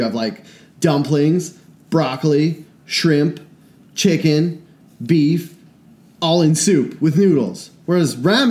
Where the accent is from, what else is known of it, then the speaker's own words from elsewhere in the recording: Washington, United States; we're from Washington. The ocean's beside us.